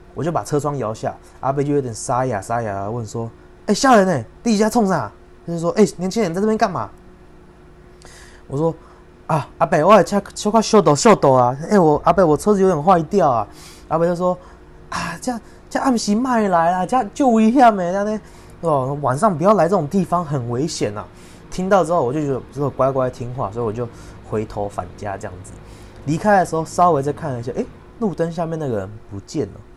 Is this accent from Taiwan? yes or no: yes; Yunlin County, Taiwan; 我本身是云林的